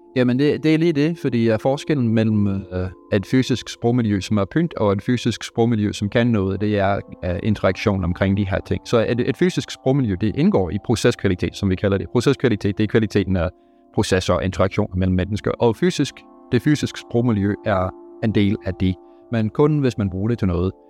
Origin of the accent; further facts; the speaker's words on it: Canada; Danish is a second language; moved away as an adult; now in Denmark; jeg er dansk statsborger, men jeg fødte og op i Kanada